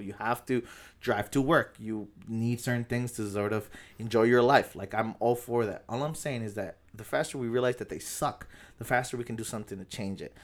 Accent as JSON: {"language": "English", "town": "National City", "region": "California", "country": "United States", "tie": "born or raised there"}